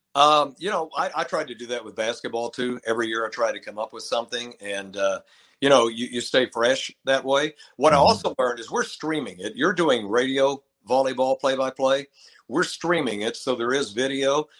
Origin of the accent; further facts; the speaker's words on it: Lubbock, Texas, United States; moved away as an adult; also born or lived in Menomonee Falls, Wisconsin; I'm from Texas. I mean, I grew up here, grew up in Lubbock